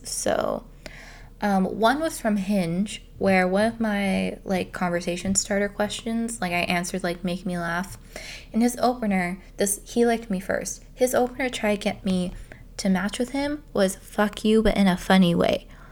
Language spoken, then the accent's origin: English; Canada; I'm Canadian